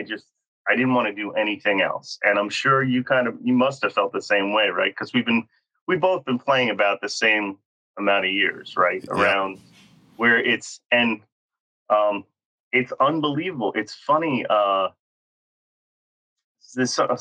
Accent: New York City, New York, United States; I was born in the Bronx

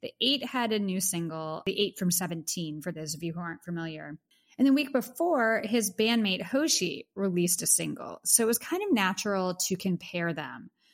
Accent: Pittsburgh, Pennsylvania, United States; now in New York City, United States; Pittsburgh, PA, my hometown

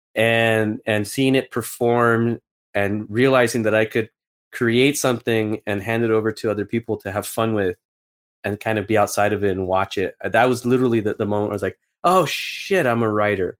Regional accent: Los Angeles, California, United States; I come from East L A, and my dad's, uh, from Mexico

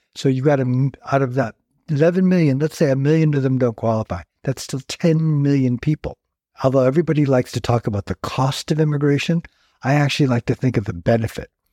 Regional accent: Fairfield, California, United States; also born or lived in San Francisco Bay Area / Palm Springs, California; until about the age of 12, I grew up in, in, in Fairfield. And then for a lot of reasons, my family just decided to move to the San Francisco Bay Area

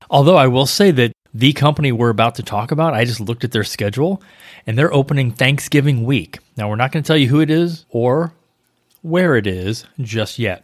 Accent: St. Louis, Missouri, United States; now in Florida, United States; I grew up in Saint Louis

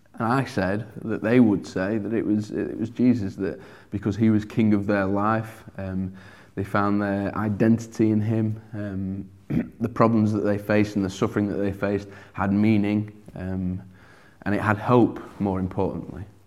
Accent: Sheffield, Yorkshire and the Humber, United Kingdom; accent: broad; I'm From Sheffield, born and bred here

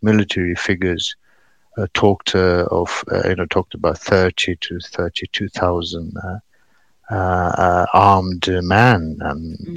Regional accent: Paktia, Afghanistan; moved away as an adult; now in Bergen, Norway; I'm come from Paktia

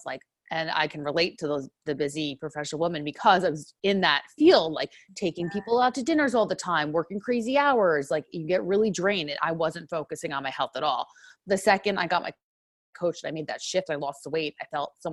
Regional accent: New York, United States; accent: New York; moved away as an adult; now in Southern California, United States; I'm originally from New York, so people might hear that accent

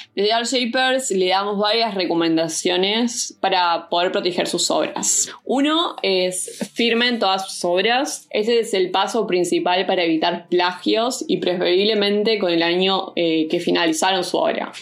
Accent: Montevideo, Uruguay; also born or lived in Bolivia; soy uruguaya boliviana y nací en Montevideo, Uruguay

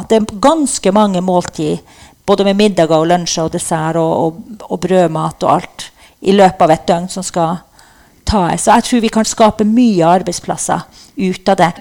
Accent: Norway; Vi er jo norsk også, selv om vi er samer.

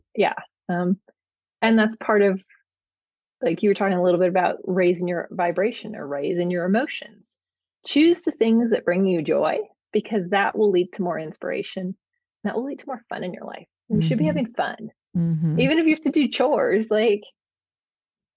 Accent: Bay Area of California, United States; moved away as an adult; now in Oregon, United States; I was from the Bay Area of California, so very tech heavy

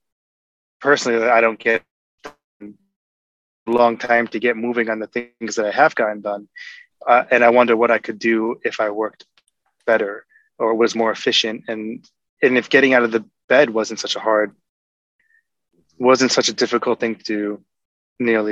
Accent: New York, United States; now in Seattle, United States; I live in Seattle. I'm from New York

